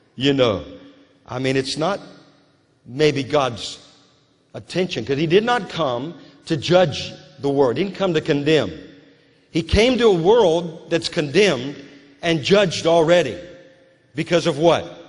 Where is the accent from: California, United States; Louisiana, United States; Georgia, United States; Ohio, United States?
Louisiana, United States; moved away as an adult; also born or lived in West Virginia; now in Moravian Falls, United States; I was just a kid, a little kid, growing up in Louisiana